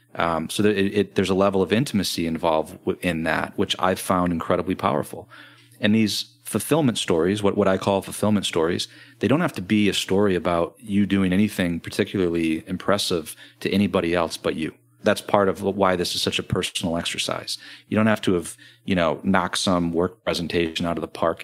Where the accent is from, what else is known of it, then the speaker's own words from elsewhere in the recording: Grand Rapids, Michigan, United States; I'm from Grand Rapids, Michigan